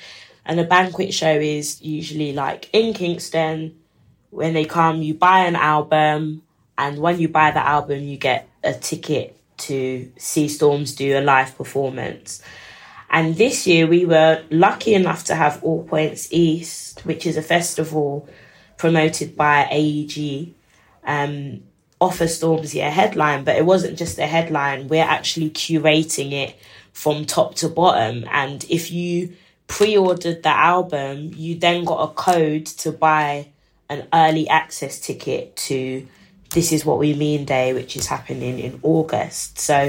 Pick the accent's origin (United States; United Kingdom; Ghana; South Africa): Ghana; I'm from Ghana.